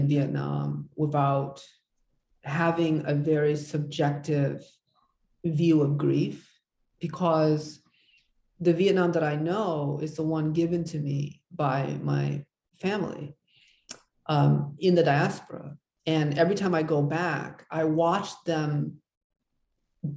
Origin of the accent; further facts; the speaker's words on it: United States; I was brought up in America